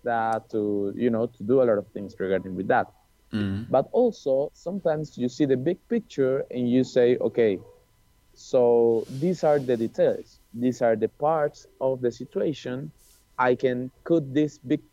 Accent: Colombia; moved away; Colombia, because this is my home country

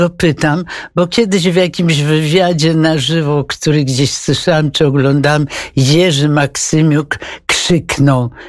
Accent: Wrocław, Lower Silesian Voivodeship, Poland; moved away; To pani całe dzieciństwo i młodość spędziła tak, Wrocławiu? Tak. To zupełnie jak ja.

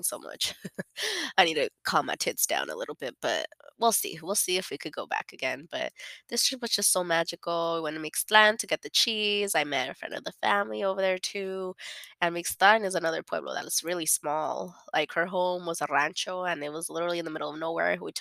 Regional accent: United States; I'm a born and raised in America

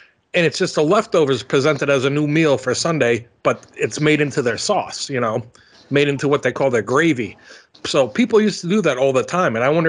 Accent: Northeast, United States; I'm from the Northeast.

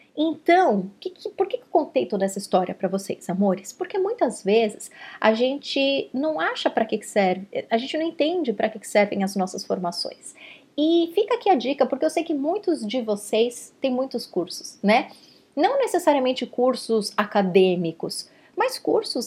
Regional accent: Brazil; now in Canada; eu sou brasileira

